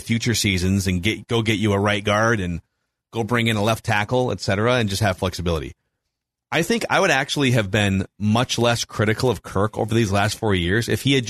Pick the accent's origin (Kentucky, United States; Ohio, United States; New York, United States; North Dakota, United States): North Dakota, United States; Fargo; Also, I'm from Fargo.